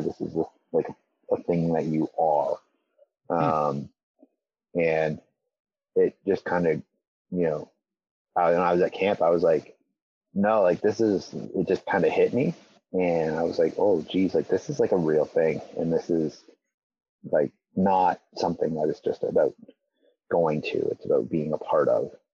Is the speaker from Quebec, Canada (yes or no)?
no; Elmira, Ontario, Canada; the church like where I grew up was in Elmira, which is just like 20 minutes kind of north of of Waterloo.